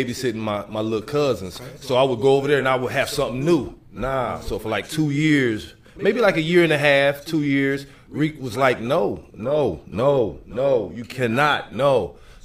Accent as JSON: {"language": "English", "town": "Dayton", "region": "Ohio", "country": "United States", "tie": "born or raised there"}